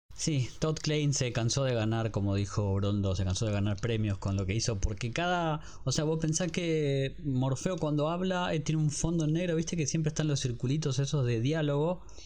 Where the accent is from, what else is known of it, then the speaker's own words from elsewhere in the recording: Argentina; somos muy argentinos